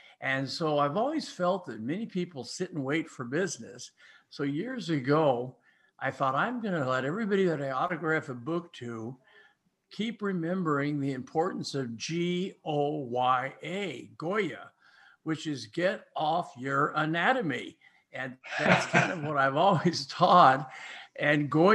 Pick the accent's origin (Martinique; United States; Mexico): United States; Ames, Iowa; I'm from Ames